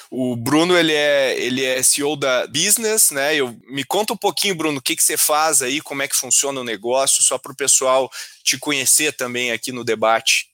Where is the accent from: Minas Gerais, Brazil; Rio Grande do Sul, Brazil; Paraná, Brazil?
Rio Grande do Sul, Brazil; eu como gaúcho